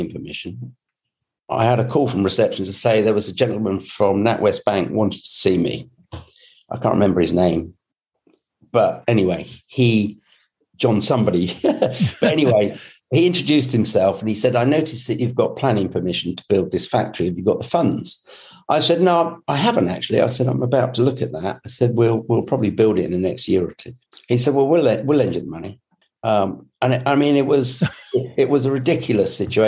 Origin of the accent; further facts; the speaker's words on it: Scotland, United Kingdom; I was born in Scotland